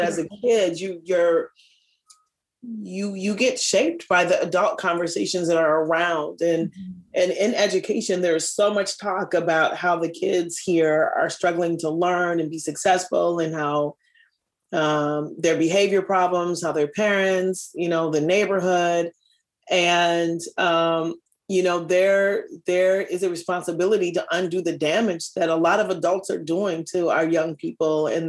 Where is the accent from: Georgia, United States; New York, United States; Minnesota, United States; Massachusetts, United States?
Minnesota, United States; Minneapolis; as a kid growing up here